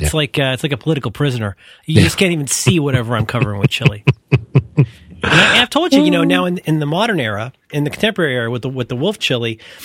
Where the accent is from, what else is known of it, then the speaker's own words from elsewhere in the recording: Cincinnati, Ohio, United States; now in San Francisco, United States; growing up in Cincinnati with our weird-ass chili